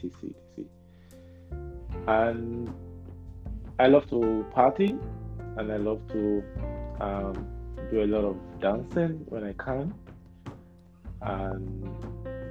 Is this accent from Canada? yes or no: no; Nigeria; moved away as an adult; now in Krakow, Poland; I'm Nigerian. And I moved to Poland 2 years, a year ago, a year and a half ago